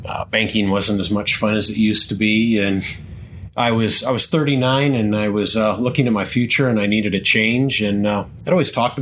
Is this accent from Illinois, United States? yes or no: yes; Lanark, Illinois, United States; Grew up in the northwestern corner of the state of Illinois, a little town called Lanark, a small rural community